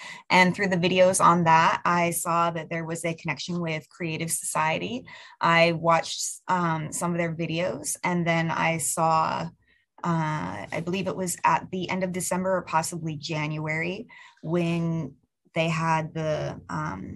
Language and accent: English; United States; I am from the United States of America.